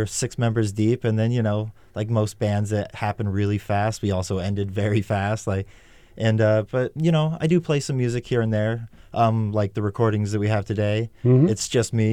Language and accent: English; Saco, Maine, United States; also born or lived in Washington State; now in Portland, Maine; Grew up in Saco, you know, not far from here